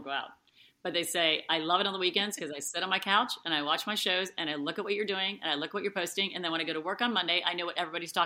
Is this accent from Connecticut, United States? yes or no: no; Cincinnati, Ohio, United States; I was born and raised in Cincinnati